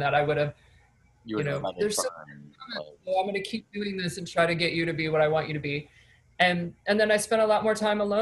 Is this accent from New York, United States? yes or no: no; Michigan, United States; moved away; I come from Michigan, you know, not a lot of money, and people don't really leave where I'm from